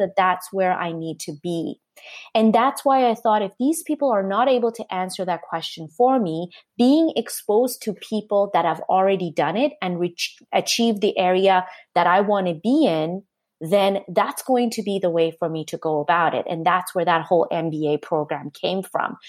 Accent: Canada; also born or lived in Japan; I'm Canadian

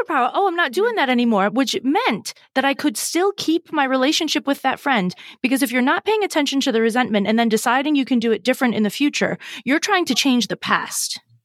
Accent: Massachusetts, United States; I'm from Massachusetts.

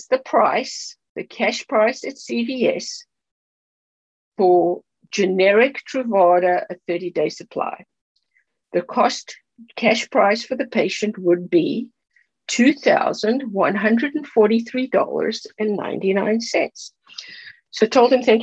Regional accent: South Africa; moved away; I'm from South Africa

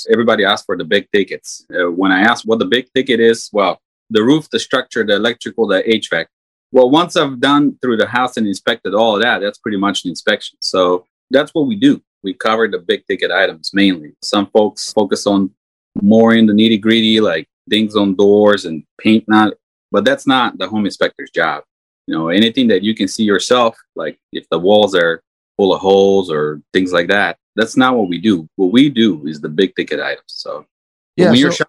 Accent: North Macedonia; English is a second language; moved away as an adult; also born or lived in Colorado, United States; now in North Carolina, United States; born and raised in Eastern Europe, Macedonia. I moved to the States in 2005.

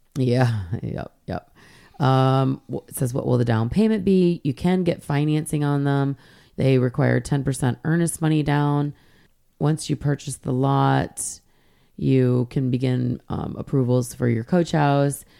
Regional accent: Michigan, United States; moved away; also born or lived in Hilton Head Island, South Carolina; I grew up in Michigan

